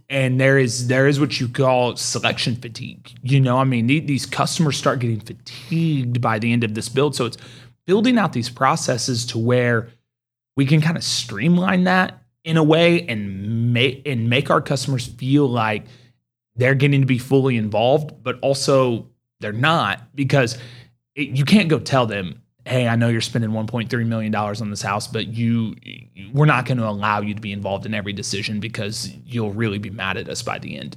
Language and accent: English; Mustang, Oklahoma, United States; I grew up in Mustang